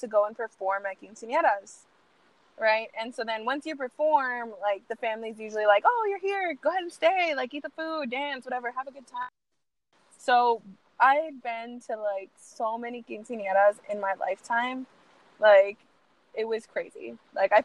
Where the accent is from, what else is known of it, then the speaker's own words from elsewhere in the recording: San Antonio, Texas, United States; I grew up here in San Antonio and I'm Hispanic